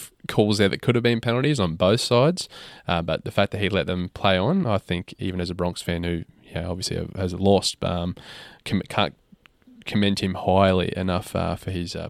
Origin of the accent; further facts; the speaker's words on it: Queensland, Australia; I'm stoked as a Queenslander.